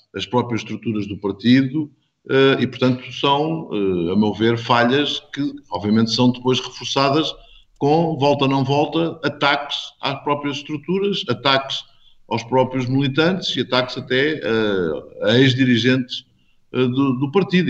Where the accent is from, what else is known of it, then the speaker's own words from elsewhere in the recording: Portugal; enquanto português